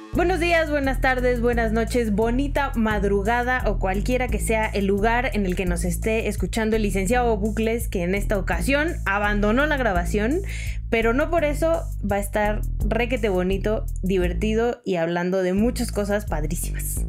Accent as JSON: {"language": "Spanish", "region": "Sonora", "country": "Mexico", "moved": "yes", "said": "yo soy de Sonora"}